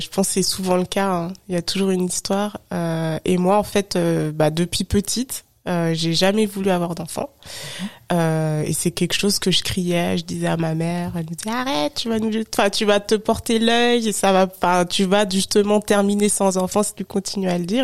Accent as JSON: {"language": "French", "area": "Haute-Savoie", "region": "Auvergne-Rhône-Alpes", "country": "France", "tie": "born or raised there", "moved": "as an adult", "lives_now": "Paris, France", "said": "j'ai grandi, enfin je suis née, j'ai grandi en Haute-Savoie, mhm. donc je suis pas du tout parisienne"}